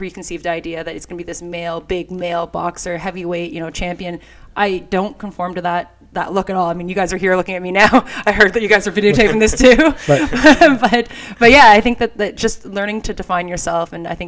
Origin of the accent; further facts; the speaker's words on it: Canada; we're, you know, hockey and all here in Canada